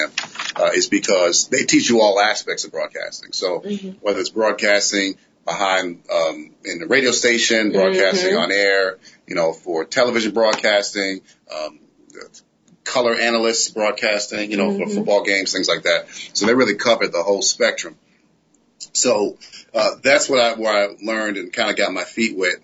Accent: Connecticut, United States; also born or lived in New York; now in Atlanta, United States; originally Connecticut. Well, New York and Connecticut. So, I claim Connecticut because everyone claims New York.

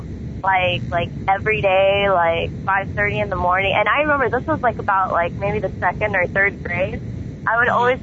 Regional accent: East Los Angeles, California, United States; also born or lived in Montebello, California; my whole life, I grew up in East LA.

